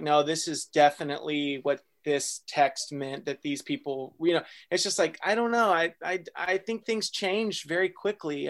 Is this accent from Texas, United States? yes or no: yes; Texas, United States; I was born in Texas